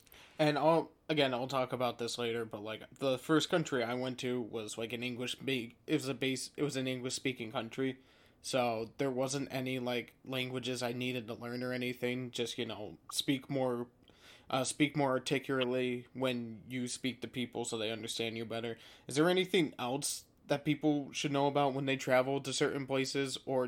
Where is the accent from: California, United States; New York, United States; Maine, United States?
New York, United States; I usually get mixed up for a Canadian with my accent. It's very weird. Like, even over in Ireland, someone's like, oh, what province of Canada you're from? And I'm like, New York.